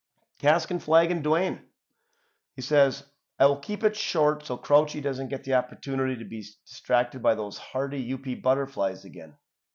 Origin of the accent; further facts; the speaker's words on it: Hubbell, Michigan, United States; So when we were growing up in Hubble, we had a lot of kids in Hubble, right?